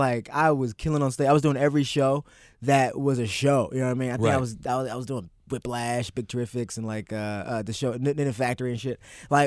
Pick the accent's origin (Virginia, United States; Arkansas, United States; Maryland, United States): Maryland, United States; me and growing up in Maryland